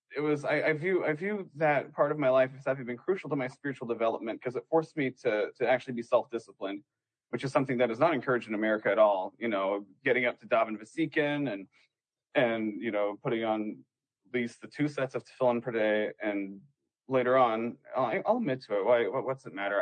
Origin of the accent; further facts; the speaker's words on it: Western Washington, United States; moved away; I'm from Western Washington